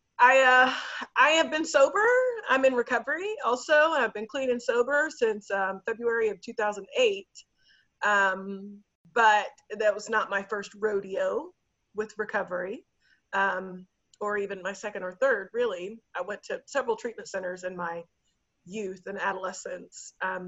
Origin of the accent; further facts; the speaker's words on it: Dallas, Texas, United States; I grew up in Dallas